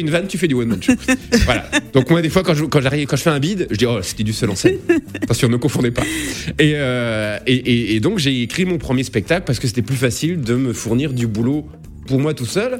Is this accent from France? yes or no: yes; Lorraine, Grand Est, France; j'ai grandi en Lorraine